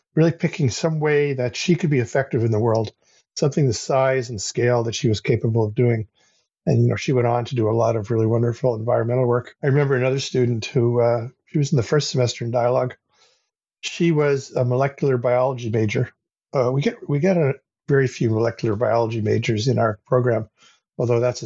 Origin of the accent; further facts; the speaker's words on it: United States; moved away as an adult; now in Canada; I grew up in the United States in the 1960s and 70s